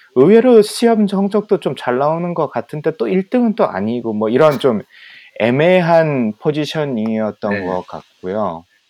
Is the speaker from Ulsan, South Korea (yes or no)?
yes; Ulsan, South Korea; also born or lived in Geoje / Busan; 계속 이제 울산에서 자라왔고 음. 뭐 거제도에서 좀 살았고